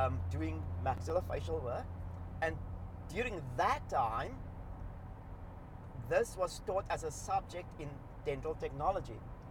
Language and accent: English; Cape Town, Western Cape, South Africa; accent: South African; Cape Flats; first language Cape Flats linguistic style (mixture of Afrikaans, English and Malay words); English is a second language; moved away as an adult; now in Australia; I'm from Cape Town